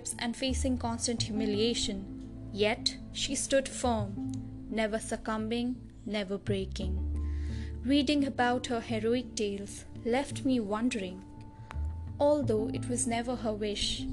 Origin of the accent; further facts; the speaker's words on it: New Delhi, Delhi, India; I hail from New Delhi